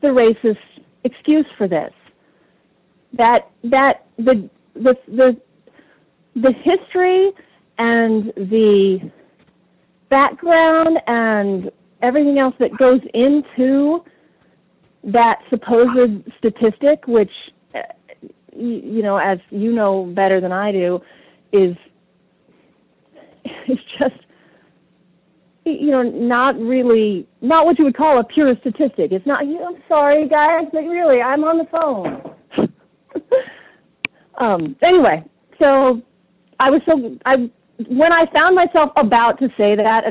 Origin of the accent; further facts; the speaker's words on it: Texas, United States; now in New Hampshire, United States; I grew up in Texas in the 70s